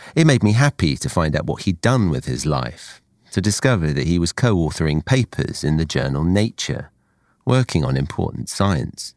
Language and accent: English; Essex, East of England, United Kingdom; I came to find myself a child in Essex rather than Kashmir